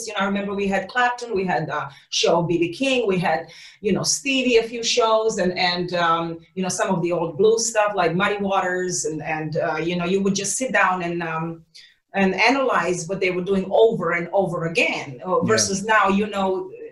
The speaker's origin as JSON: {"language": "English", "country": "Serbia", "tie": "born or raised there", "also_born_or_lived": "Netherlands", "moved": "as an adult", "lives_now": "Los Angeles, United States", "said": "growing up in Serbia."}